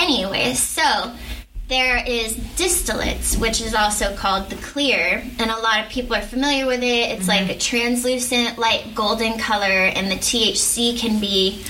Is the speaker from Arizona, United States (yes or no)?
yes; Arizona, United States; I'm from Arizona.